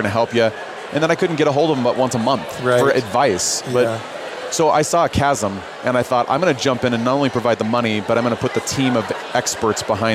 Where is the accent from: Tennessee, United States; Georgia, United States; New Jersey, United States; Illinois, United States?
Illinois, United States; Chicago; now in Utah, United States; I live here in Utah, born and raised in Chicago